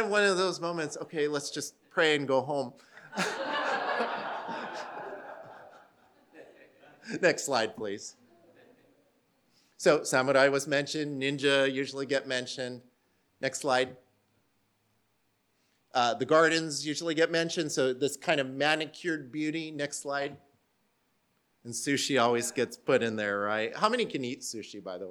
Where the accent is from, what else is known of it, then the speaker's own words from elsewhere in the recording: Southern California, United States; moved away as an adult; now in Yokohama, Japan; I come from Southern California